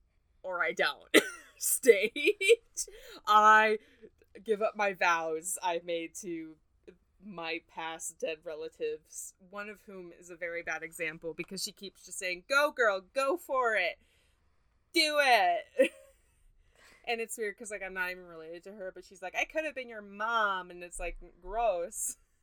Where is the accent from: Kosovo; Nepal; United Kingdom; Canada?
United Kingdom; Actually, I just realized we say herbs because we're British.